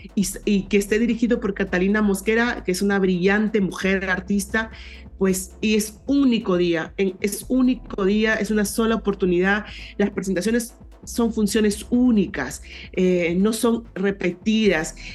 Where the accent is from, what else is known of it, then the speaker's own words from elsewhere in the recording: San José, Lambayeque, Peru; now in Lima, Peru; yo soy de, un pueblo, de un pueblo llamado San José, que está en, en, el departamento de Lambayeque, en la ciudad de Chiclayo